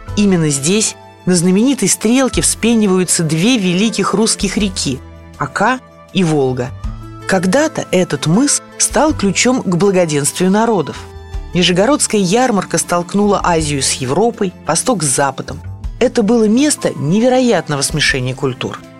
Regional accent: Nizhny Novgorod, Nizhny Novgorod Oblast, Russia; как коренной нижегородке

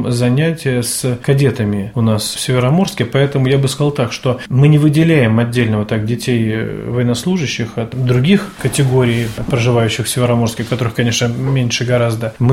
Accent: Polyarny, Murmansk Oblast, Russia; Я из города Полярного.

